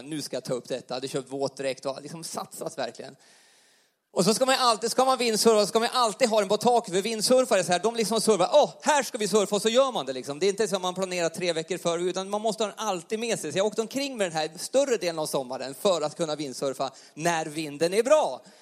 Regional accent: Jämtland, Sweden; accent: Jämtland dialect; now in Karlstad, Sweden; vi kommer från Jämtland. Vi pratar inte värmländska. Eh, Hade du väntat något exotiskt värmländskt eh, tal idag så glöm det. Utan vi pratar ganska ren eh, jämtländska. Och bor nu i Karlstad, bor i lägenhet.

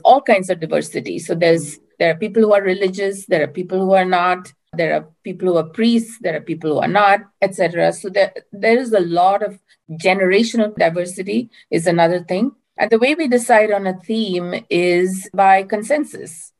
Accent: India; moved away as an adult; now in Berkeley, United States; I currently live near Berkeley, California, in the United States, but I'm originally from India

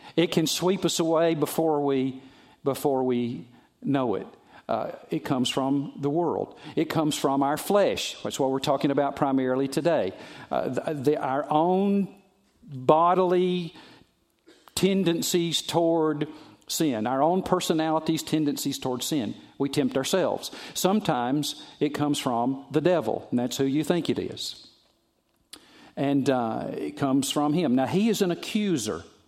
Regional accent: the South, United States; I'm from the South

